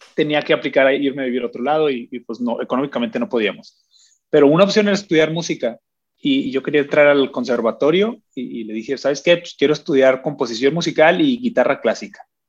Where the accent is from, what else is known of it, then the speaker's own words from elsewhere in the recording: Agua Prieta, Sonora, Mexico; yo crecí en Agua Prieta, Sonora